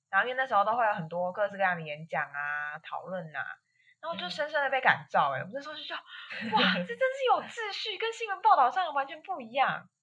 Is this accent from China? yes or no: no; Taiwan; 我，我也不是一开始都觉得我是台湾人